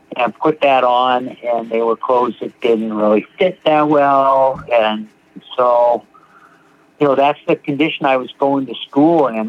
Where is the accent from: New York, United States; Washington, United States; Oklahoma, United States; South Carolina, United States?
Washington, United States; Seattle; I'm from Seattle, Washington. Grew up here